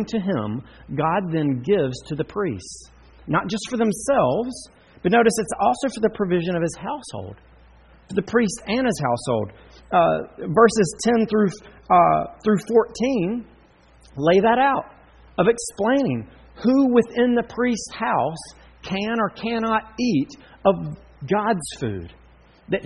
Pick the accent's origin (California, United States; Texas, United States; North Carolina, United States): North Carolina, United States; Charlotte; I grew up in Charlotte